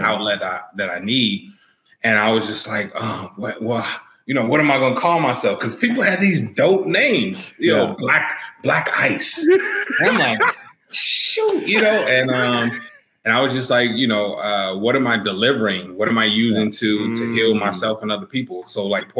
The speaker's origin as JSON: {"language": "English", "town": "Chicago", "region": "Illinois", "country": "United States", "tie": "born or raised there", "also_born_or_lived": "Iowa", "moved": "as an adult", "said": "I grew up in Chicago and I came to Iowa"}